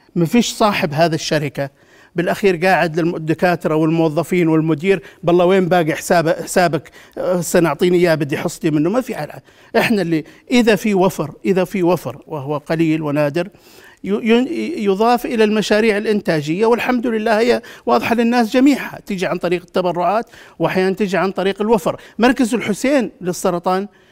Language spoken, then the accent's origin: Arabic; Jordan; انا كاردني افخر بذلك